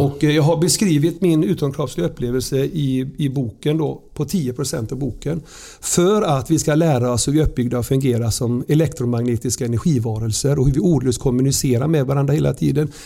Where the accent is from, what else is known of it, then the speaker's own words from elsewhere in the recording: Surte, Västra Götaland, Sweden; så växte jag upp i Sörte, nära kyrkogården. Surte brukssamhälle